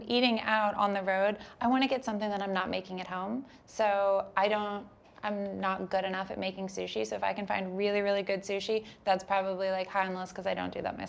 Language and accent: English; Delaware, United States; I grew up playing on lightning fast indoor courts in Delaware